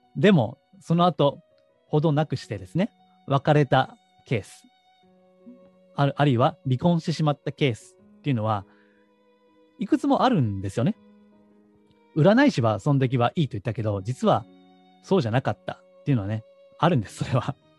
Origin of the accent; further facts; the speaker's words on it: Osaka, Japan; moved away; 高校は地元の進学校だったんですね。えーまあ、当時大阪ですけども、大阪の地元では一番こう偏差値の高い高校に